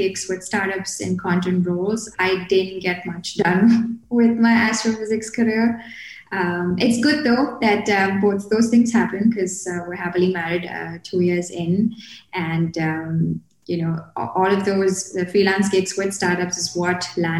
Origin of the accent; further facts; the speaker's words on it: Kerala, India; I'm based out of India at the moment. This is where I was born and brought up. I'm from Kerala. It's this state down south. I like to describe it as a more crowded version of Hawaii.